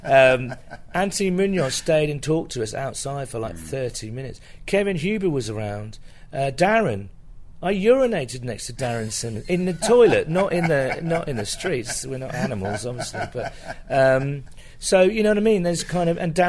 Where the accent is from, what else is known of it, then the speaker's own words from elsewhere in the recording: United Kingdom; being British